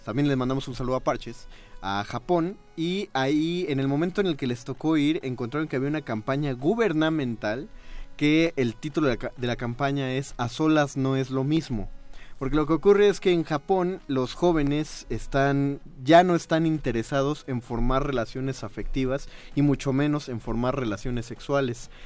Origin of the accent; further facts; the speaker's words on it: Mexico; los mexicanos somos excesivamente cálidos